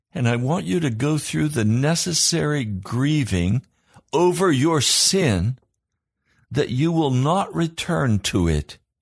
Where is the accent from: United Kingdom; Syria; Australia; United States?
United States